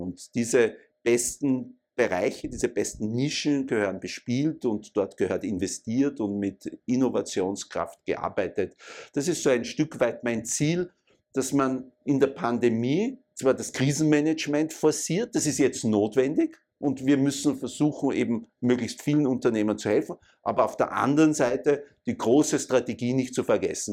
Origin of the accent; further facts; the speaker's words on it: Vienna, Austria; ich bin in Wien geboren, äh, Jahrgang 64 war eigentlich immer in Wien aktiv und äh, habe meine ganze Schulzeit äh, und Universitätszeit in Wien abgearbeitet